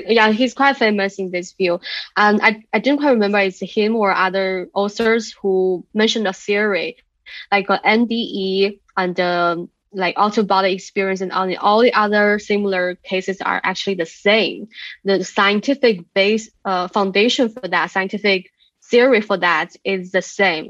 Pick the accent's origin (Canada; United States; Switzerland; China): China; near Shaolin Temple, Henan; moved away; my hometown is very close to that mountain